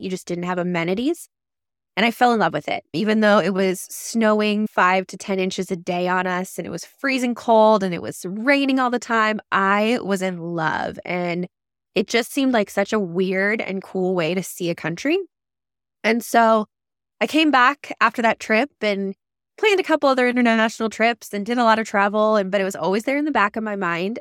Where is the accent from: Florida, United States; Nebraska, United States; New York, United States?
Nebraska, United States; Lincoln; moved away; my hometown in Lincoln